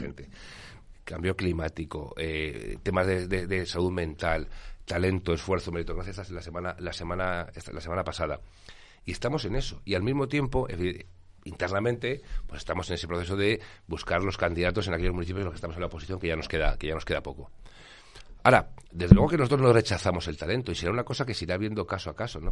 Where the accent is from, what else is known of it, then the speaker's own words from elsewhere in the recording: Spain; como español